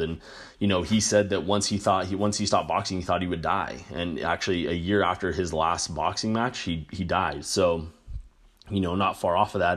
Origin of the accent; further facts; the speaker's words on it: New Mexico, United States; I grew up in New Mexico